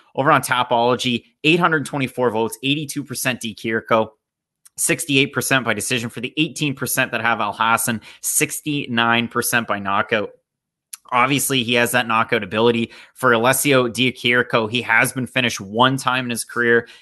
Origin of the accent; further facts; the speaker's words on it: Canada; I'm Canadian